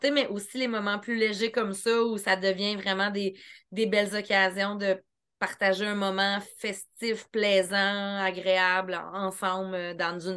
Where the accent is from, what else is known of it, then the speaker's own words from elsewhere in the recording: Eastern Townships, Quebec, Canada; Je viens des cantons de l'Est